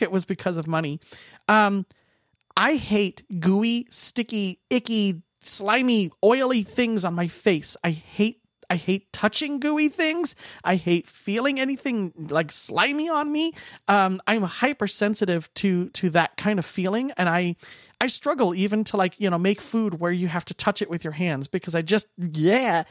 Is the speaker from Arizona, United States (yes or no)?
yes; Phoenix, Arizona, United States; now in Minnesota, United States; I was born and raised in Phoenix, Arizona